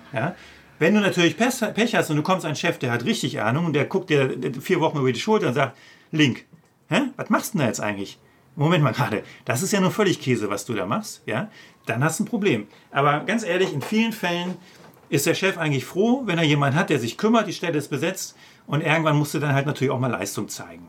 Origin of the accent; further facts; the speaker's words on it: OWL, North Rhine-Westphalia, Germany; moved away; auch wenn das meine alte Heimat ist